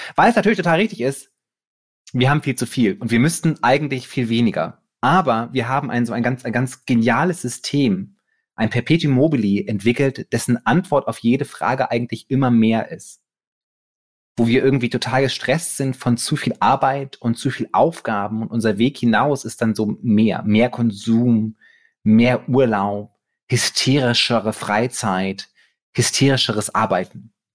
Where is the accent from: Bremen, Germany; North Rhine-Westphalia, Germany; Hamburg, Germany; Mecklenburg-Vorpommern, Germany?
Bremen, Germany; moved away; ich komme halt aus Bremen